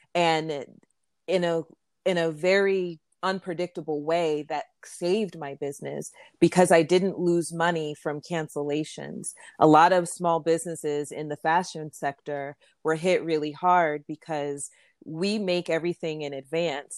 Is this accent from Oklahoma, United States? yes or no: no; Florida, United States; moved away as an adult; also born or lived in New York; I grew up in Florida, and my parents are Jamaican